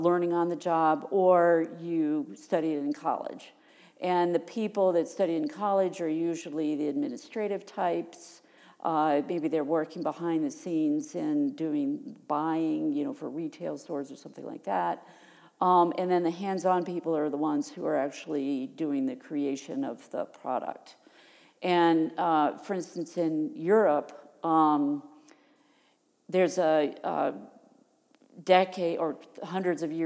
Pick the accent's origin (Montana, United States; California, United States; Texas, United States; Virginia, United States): Virginia, United States; moved away as an adult; also born or lived in Rochester, New York; now in Connecticut, United States; I grew up in Virginia, and then I went to graduate school the first time for my Master's of Science in Textiles up in Rochester, New York